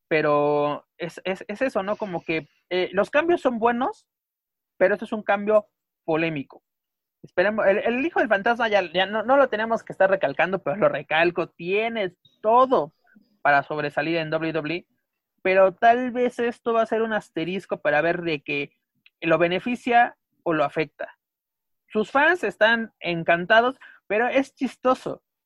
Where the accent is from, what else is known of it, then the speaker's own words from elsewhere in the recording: Mexico; nosotros como mexicanos